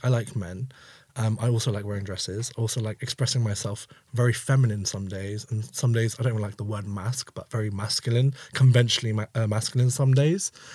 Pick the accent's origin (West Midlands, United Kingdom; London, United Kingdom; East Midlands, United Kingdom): London, United Kingdom; growing up in East London